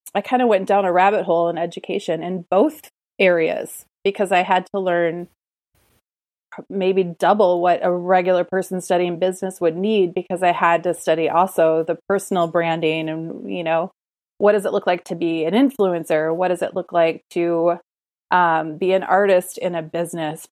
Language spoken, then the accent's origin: English; United States; growing up in the United States